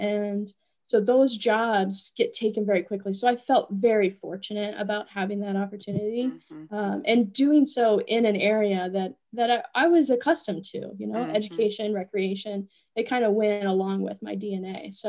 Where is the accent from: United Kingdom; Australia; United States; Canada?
United States; Appalachia; I felt that I was not fully embracing my roots as an Appalachian. And so coming back here, I really wanted to embrace my upbringing, my roots, so to speak.